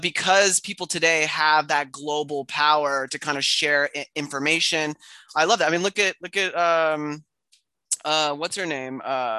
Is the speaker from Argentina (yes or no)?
yes; Argentina; English is a second language; now in United States; in Latin America, growing up in Argentina, we got everything 10 years after the U.S. had it.